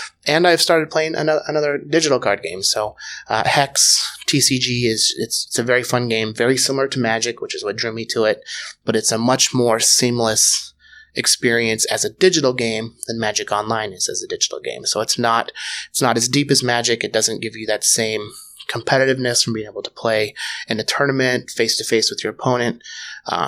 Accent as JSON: {"language": "English", "town": "Tacoma", "region": "Washington", "country": "United States", "also_born_or_lived": "Roanoke, Virginia", "moved": "yes", "lives_now": "Seattle, United States", "said": "I'm originally from Tacoma, Washington"}